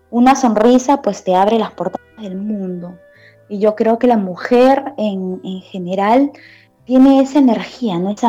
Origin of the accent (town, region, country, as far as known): Peru; moved away as an adult; also born or lived in China